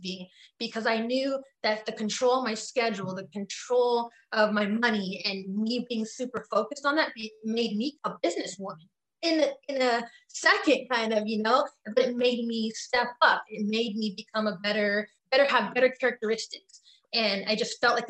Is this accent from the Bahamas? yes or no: no; Richmond, California, United States; also born or lived in Piedmont, California; I came from Richmond, California, you know, and then we went to Piedmont.